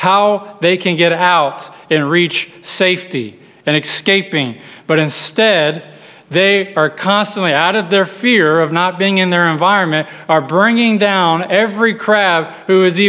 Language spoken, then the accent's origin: English; West Texas, United States; grew up in West Texas where the only crabs we saw were on the buffet at our local restaurant